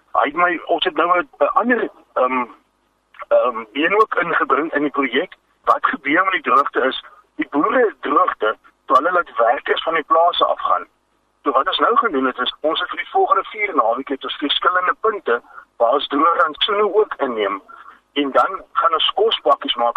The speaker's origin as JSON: {"language": "Afrikaans", "town": "Vredendal", "region": "Western Cape", "country": "South Africa", "said": "ek is van Vredendal"}